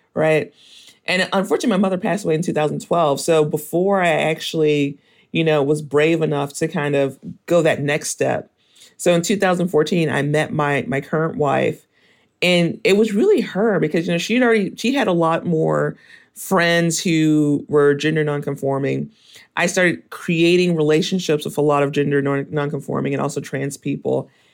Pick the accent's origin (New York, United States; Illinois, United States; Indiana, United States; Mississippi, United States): Mississippi, United States; moved away; also born or lived in Memphis, Tennessee; I was born in Mississippi, and then I kinda spent most of my childhood going between Mississippi and Tennessee